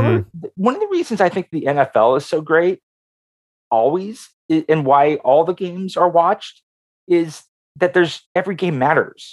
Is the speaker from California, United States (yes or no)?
yes; Oakland, California, United States; my formative years are in Oakland